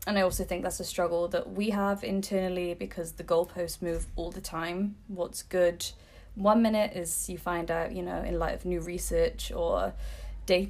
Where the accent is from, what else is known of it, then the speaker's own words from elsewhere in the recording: England, United Kingdom; moved away as an adult; now in Copenhagen, Denmark; I'm from England and I moved to Copenhagen for Gani.